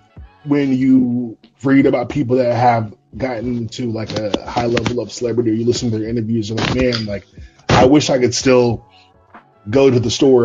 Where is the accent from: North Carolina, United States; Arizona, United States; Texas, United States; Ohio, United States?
North Carolina, United States; Charlotte; also born or lived in Raleigh; I grew up in Charlotte, but I live in Charlotte now, but I did live in Raleigh for about 4 years after I graduated from college.